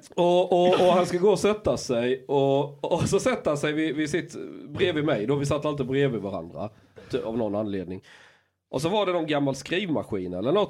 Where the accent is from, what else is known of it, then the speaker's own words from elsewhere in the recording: Skåne, Sweden; jag växte upp i Skåne